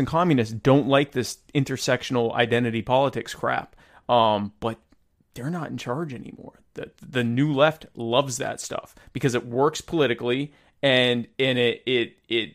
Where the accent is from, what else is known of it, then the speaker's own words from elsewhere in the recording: the South, United States; I was raised in the South and sound like this.